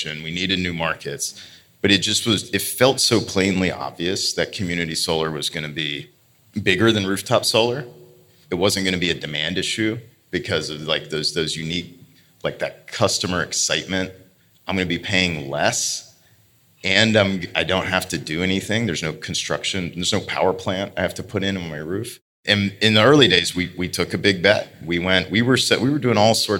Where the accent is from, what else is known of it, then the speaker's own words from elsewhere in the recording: Eastern Kentucky, United States; I grew up in Kentucky, in Eastern Kentucky